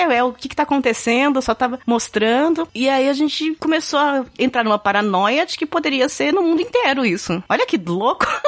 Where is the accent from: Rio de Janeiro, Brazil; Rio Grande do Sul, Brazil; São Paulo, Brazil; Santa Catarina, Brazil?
São Paulo, Brazil; eu sou de São Paulo